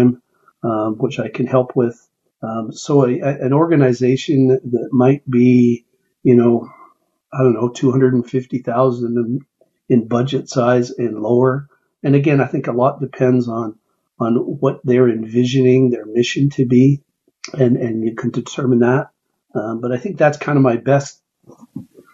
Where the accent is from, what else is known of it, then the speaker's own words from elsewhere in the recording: Canada; moved away as an adult; now in United States; I was and still am Canadian